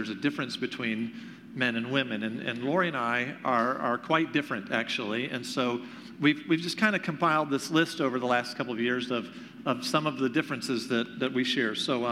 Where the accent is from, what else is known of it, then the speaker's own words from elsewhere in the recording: Greenville, South Carolina, United States; moved away as an adult; now in Michigan, United States; I am originally from Greenville, South Carolina